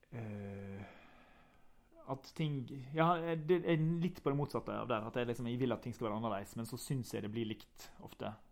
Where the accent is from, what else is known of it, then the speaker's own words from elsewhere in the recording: Ulsteinvik, Møre og Romsdal, Norway; Jeg er fra Ulsteinvik